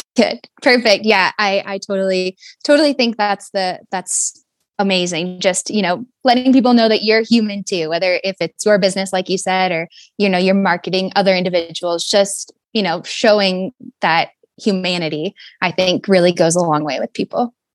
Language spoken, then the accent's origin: English; Fairbanks, Alaska, United States; I'm from Fairbanks, Alaska, um, born and raised